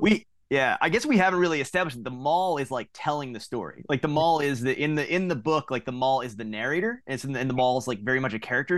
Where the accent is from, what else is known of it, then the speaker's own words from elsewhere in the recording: Long Island, New York, United States; now in Philadelphia area, United States; I'm not from the area originally. Uh, I'm from Long Island